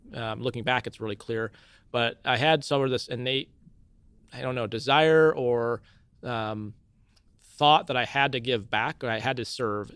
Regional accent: Cedar Falls, Iowa, United States; also born or lived in Milwaukee, Wisconsin; I was born in Milwaukee, Wisconsin, but then moved to Cedar Falls really shortly after I was born

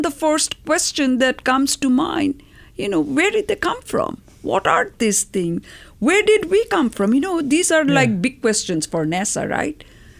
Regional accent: India; moved away as an adult; also born or lived in Colorado; now in United States; I was a graduate student in Boulder. I came from India, came to Colorado.

